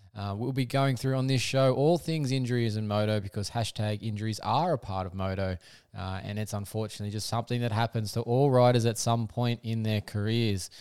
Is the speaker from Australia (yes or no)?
yes; Australia; as an Aussie